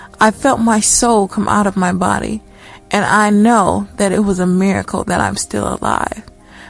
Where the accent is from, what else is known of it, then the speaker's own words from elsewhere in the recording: Cleveland, Ohio, United States; I'm from Cleveland, Ohio.